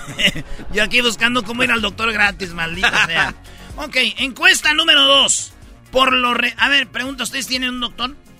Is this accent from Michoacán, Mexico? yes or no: yes; Michoacán, Mexico; born or raised there; moved away